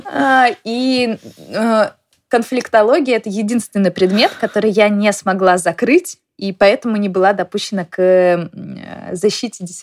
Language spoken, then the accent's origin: Russian; Saint Petersburg, Russia; now in Moscow, Russia; Поэтому я из Петербурга переехала в Москву, а, потому что это была моей мечтой.